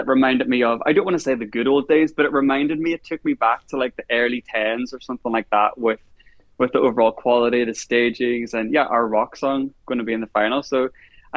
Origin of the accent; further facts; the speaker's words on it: Ireland; as an Irish person